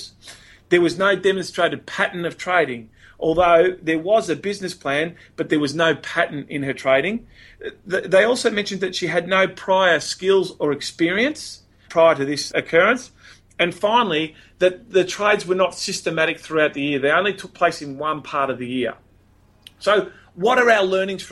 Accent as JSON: {"language": "English", "town": "Melbourne", "region": "Victoria", "country": "Australia", "said": "I'm from Melbourne"}